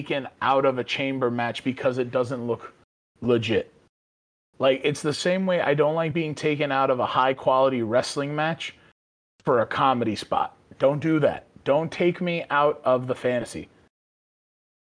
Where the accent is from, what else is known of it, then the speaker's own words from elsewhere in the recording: New York City, New York, United States; born and raised in the Bronx